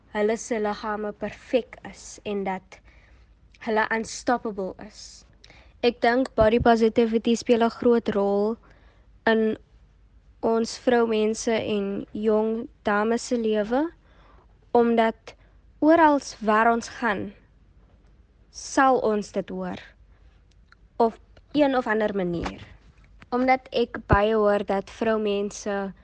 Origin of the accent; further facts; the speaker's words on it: Kuils River, Western Cape, South Africa; Ek is 14 jaar oud en ek kom van Kuilsrivier af